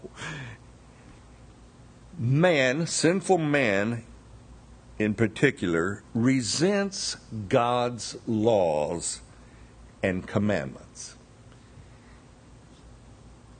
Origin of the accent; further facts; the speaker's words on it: Bessemer, Alabama, United States; moved away; I'm very proud to be a Southerner. I was born in Bessemer